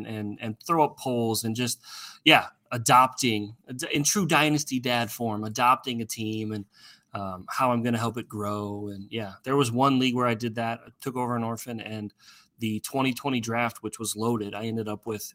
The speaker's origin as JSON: {"language": "English", "area": "Iowa, Nebraska", "region": "Midwest", "country": "United States", "tie": "born or raised there", "said": "I grew up in Iowa, Nebraska"}